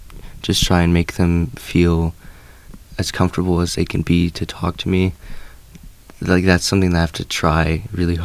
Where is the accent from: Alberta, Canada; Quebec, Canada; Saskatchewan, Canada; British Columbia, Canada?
British Columbia, Canada; Fort St. John; I was born in Fort St. John